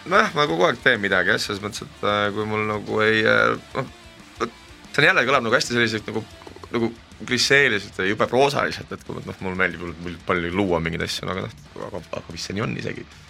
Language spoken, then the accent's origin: Estonian; Selja, near Pärnu, Pärnu County, Estonia; ma olen seljalt pärit, see on Pärnu lähedalt